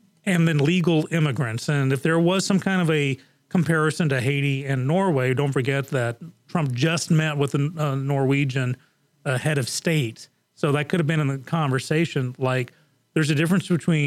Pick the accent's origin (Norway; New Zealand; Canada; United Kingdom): United Kingdom; England; moved away; when I was growing up in England, basically the borders were wide open